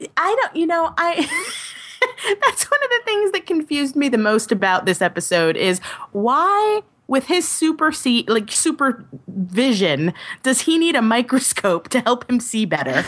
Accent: Long Island, New York, United States; I grew up on Long Island and it's boring as all get out.

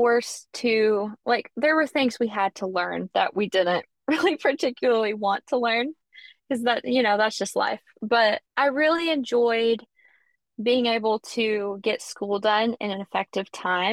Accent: Alabama, United States; accent: Southern; I'm from Alabama. You can probably tell I'm Southern from my accent

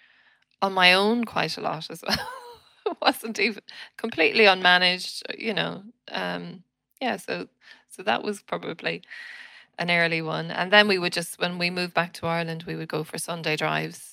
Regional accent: Winnipeg, Manitoba, Canada; moved away; I was born in Canada, in the city of Winnipeg

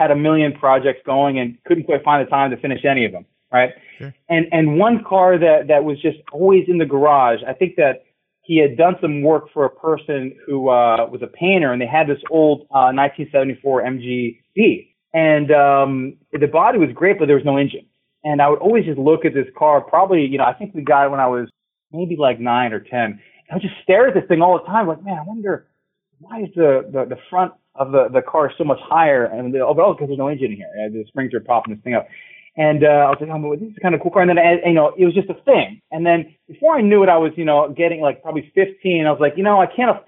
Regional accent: Ohio, United States; I grew up in Ohio

